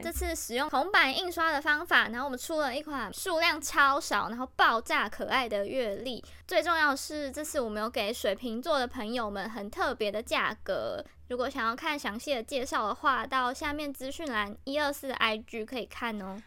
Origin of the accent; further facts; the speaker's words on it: Chiayi, Taiwan; 因为我们是嘉义的小孩嘛